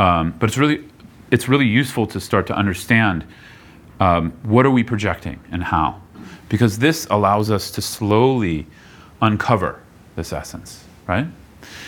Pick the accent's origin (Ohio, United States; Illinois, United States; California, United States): California, United States; Bay Area; moved away; I grew up in the Bay Area